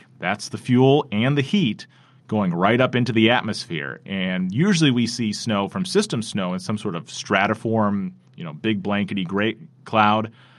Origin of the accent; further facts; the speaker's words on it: South Bend, Indiana, United States; especially living here. I grew up here in South Bend, so I've only known lake effect snow.